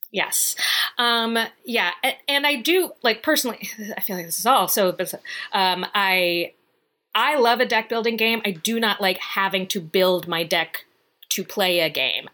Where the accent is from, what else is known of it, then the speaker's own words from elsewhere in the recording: Virginia, United States; moved away; I'm from Virginia